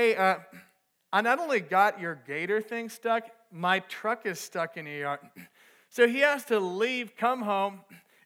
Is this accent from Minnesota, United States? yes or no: yes; Minnesota, United States; moved away as an adult; also born or lived in Texas; I was back home. I'm from Minnesota. I was back home for the summer